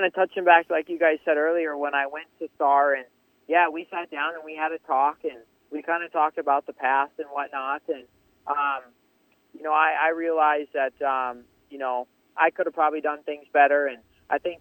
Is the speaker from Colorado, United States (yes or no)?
no; Millville, Minnesota, United States; growing up around Millville and some of the dumb stuff we used